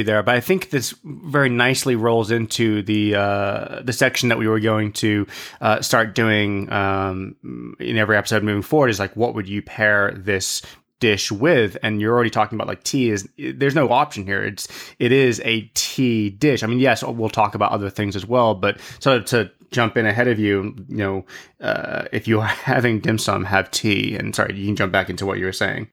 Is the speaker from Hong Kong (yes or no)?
yes; Hong Kong; growing up in Hong Kong